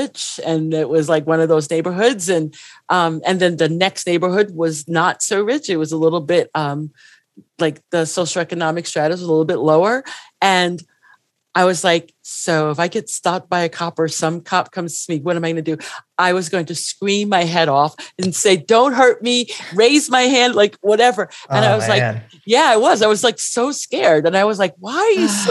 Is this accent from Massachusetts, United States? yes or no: no; New York City, New York, United States; growing up in the Bronx